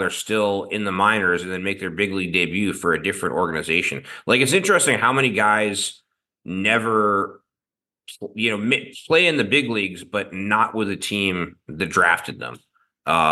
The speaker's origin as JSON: {"language": "English", "town": "Baltimore", "region": "Maryland", "country": "United States", "tie": "born or raised there", "said": "I grew up in Baltimore"}